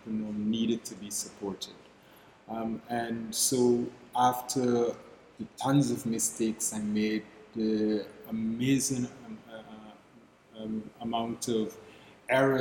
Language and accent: English; Guyana; moved away as an adult; now in Barbados; I'm originally from Guyana in South America